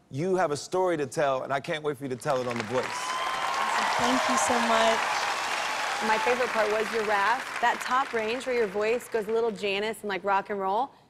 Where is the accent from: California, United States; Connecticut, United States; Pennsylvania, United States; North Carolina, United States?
North Carolina, United States; Kernersville; I'm 21 years old, and I'm from Kernersville, North Carolina.